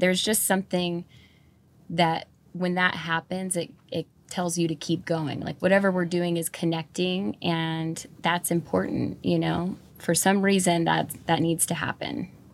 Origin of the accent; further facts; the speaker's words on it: Fall River Mills, California, United States; also born or lived in Watsonville, California; I was born in Watsonville, but I grew up, um, from the second grade on up in a little town called Fall River Mills up by Burney Falls in Northern California